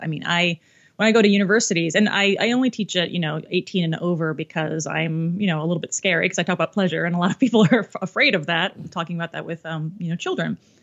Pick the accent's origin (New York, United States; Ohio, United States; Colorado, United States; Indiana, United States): Ohio, United States; a little baby dyke growing up in Ohio.